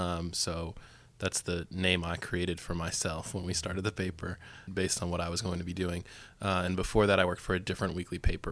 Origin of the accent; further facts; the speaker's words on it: outside of Boston, Massachusetts, United States; moved away as an adult; now in Greensboro, United States; I moved to Greensboro in 2006 to go to Guilford College, and I stayed after I graduated, and I grew up outside of Boston.